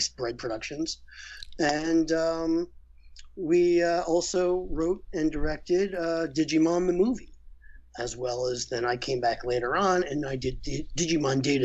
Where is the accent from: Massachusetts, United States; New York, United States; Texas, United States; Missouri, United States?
New York, United States; New York City; I'm from Brooklyn